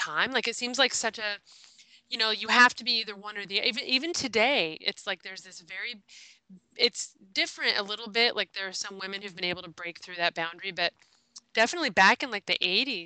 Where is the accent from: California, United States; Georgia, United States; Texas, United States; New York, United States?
California, United States; Los Angeles; as a little girl growing up in Los Angeles